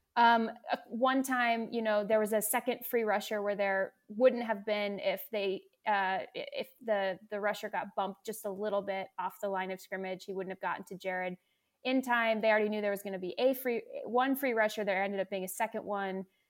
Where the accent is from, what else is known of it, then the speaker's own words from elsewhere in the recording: West Coast, United States; moved away as an adult; also born or lived in Seattle / North Carolina; now in Southern California, United States; I grew up out on the West Coast